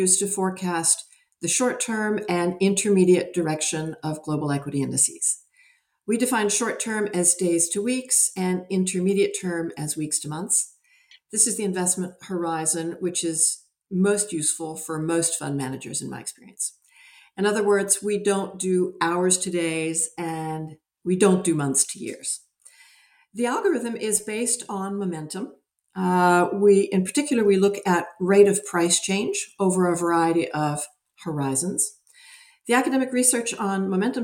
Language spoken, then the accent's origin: English; United States; moved away as an adult; also born or lived in Europe; I'm American. I've lived most of my adult life in Europe